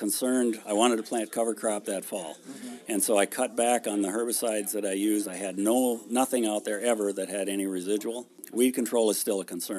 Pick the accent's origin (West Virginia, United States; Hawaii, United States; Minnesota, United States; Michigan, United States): Minnesota, United States; Caledonia; now in Stewartville, United States; I grew up down by southeast Minnesota by Caledonia, where it's really steep